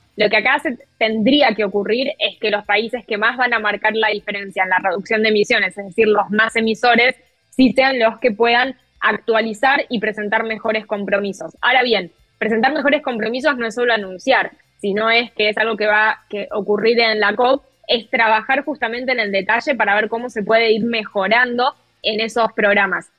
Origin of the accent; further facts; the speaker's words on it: Argentina; yo como periodista argentina